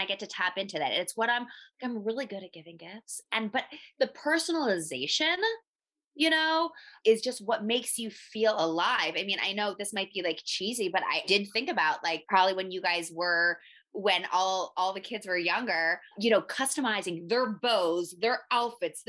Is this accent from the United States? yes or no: yes; Philadelphia, Pennsylvania, United States; moved away as an adult; also born or lived in Miami, Florida; I'm from Philly originally